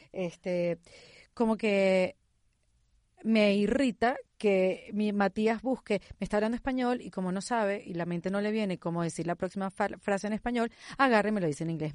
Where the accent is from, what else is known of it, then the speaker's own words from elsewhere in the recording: Venezuela; first language Spanish; now in Miami, United States; Yo que soy venezolana, que vivo en Miami y que toda mi vida me he comunicado en español